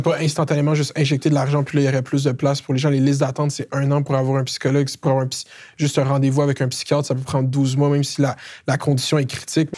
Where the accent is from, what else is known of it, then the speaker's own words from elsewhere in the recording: Laval, Quebec, Canada; je viens de Laval, originaire de Laval